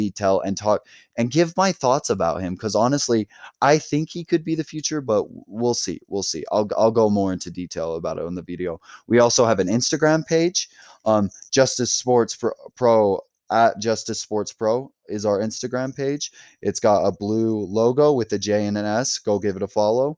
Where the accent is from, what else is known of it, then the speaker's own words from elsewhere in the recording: Utah, United States; we are from Utah